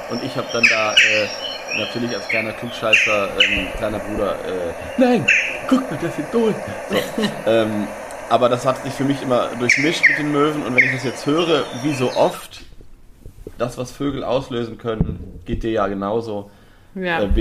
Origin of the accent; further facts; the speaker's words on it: Lower Saxony, Germany; bei mir in meiner Heimat Osnabrücker Land